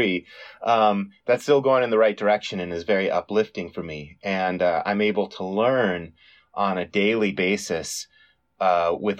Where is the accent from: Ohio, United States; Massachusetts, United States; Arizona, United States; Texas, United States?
Arizona, United States; Tucson; in my hometown of Tucson, Arizona